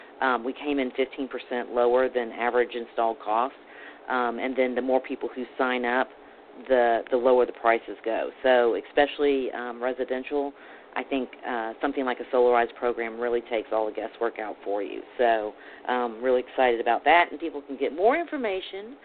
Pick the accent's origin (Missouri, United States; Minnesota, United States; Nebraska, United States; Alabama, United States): Alabama, United States; I'm from Alabama